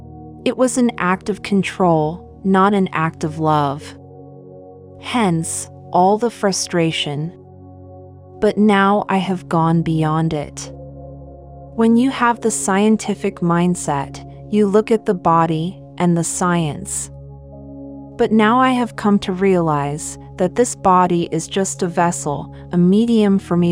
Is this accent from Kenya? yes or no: yes; Kenya; born there; moved away; also born or lived in Seychelles / Germany; I was born in Kenya, studied in Seychelles, and then went to Germany for studies, and so finally I felt that I don't belong to anywhere.